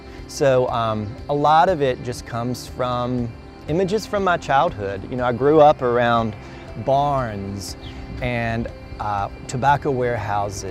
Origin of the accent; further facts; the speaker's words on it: Speed, North Carolina, United States; I was born and raised in Eastern North Carolina, went to a small Episcopal church in Speed, North Carolina